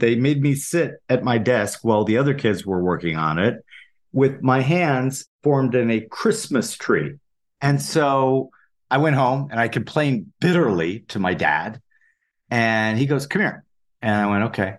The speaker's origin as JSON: {"language": "English", "town": "Saint Paul", "region": "Minnesota", "country": "United States", "tie": "born or raised there", "said": "I grew up in Saint Paul, Minnesota"}